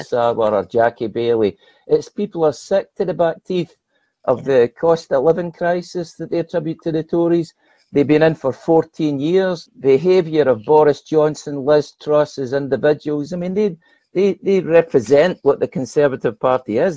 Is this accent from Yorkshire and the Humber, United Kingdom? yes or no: no; Motherwell, Scotland, United Kingdom; my hometown of Motherwell